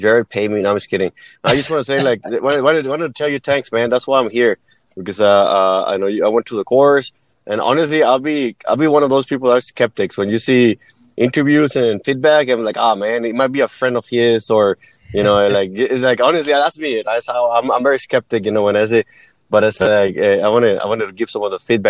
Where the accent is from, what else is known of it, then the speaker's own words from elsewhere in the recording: Mexico; English is a second language; moved away as an adult; now in United States; I was born and raised in Mexico. And when I turned 19, I moved to the U.S.